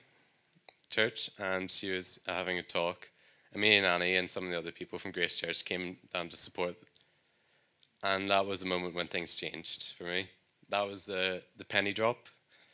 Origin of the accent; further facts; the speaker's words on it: Northern Ireland, United Kingdom; moved away as an adult; If you couldn't tell by my accent, I'm from Northern Ireland